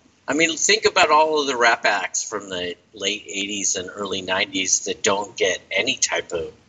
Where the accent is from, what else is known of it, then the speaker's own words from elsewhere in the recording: the Bay Area, California, United States; also born or lived in Fairfield, California; I'm from the Bay Area. Ralph and Frank and I met in Fairfield. That was kind of like the Northeast Bay, and now I live in the North Bay in Fairfax.